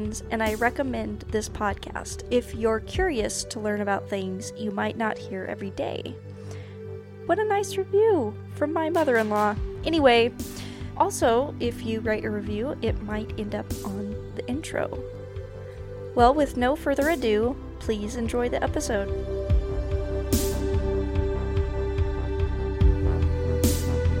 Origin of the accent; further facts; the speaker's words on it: Fruitland, Idaho, United States; I grew up in Fruitland too